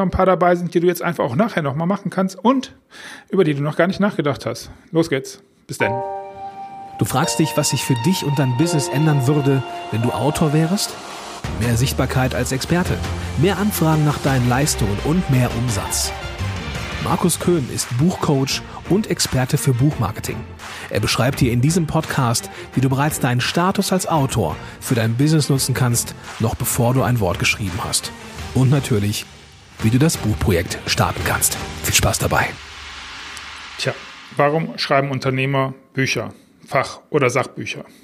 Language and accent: German; Düsseldorf, North Rhine-Westphalia, Germany; das ist ein Song von … aus meiner Heimatstadt Düsseldorf